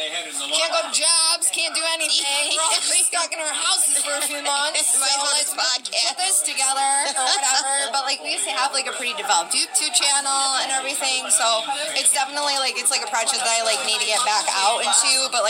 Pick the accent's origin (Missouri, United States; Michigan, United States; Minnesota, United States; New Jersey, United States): Michigan, United States; St. Clair Shores; St. Clair Shores.